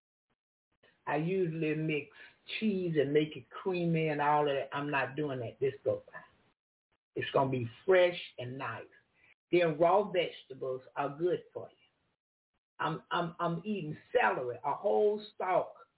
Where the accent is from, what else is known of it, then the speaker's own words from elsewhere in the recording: the South, United States; I'm from the South